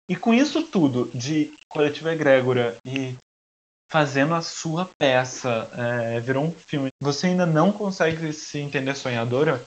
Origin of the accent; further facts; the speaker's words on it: Brazil; eu sou brasileiro